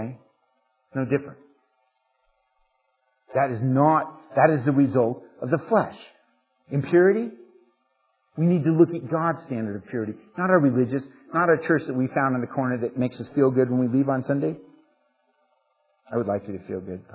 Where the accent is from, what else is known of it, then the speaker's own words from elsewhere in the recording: United States; especially as Americans, but as American Christians and as churchgoers